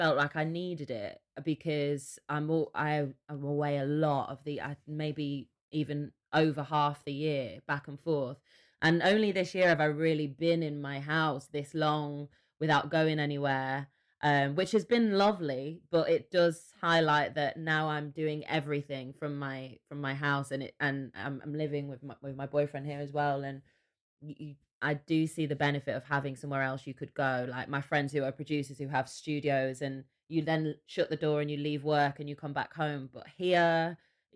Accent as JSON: {"language": "English", "town": "Manchester", "region": "North West England", "country": "United Kingdom", "moved": "as an adult", "lives_now": "London, United Kingdom", "said": "I'm from Manchester, but I live in East London."}